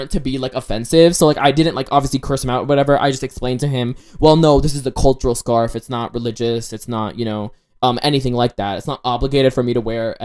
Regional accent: Ohio, United States; I was born in Ohio

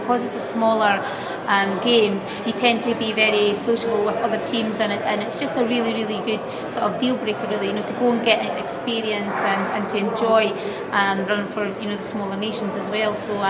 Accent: Scotland, United Kingdom; when you actually run for your own specific nation, Scotland for me, it just means that a little bit more

